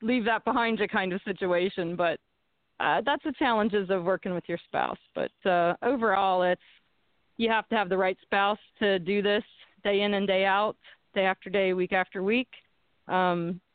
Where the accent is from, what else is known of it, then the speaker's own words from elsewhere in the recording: Punxsutawney, Pennsylvania, United States; from my hometown of Punxsutawney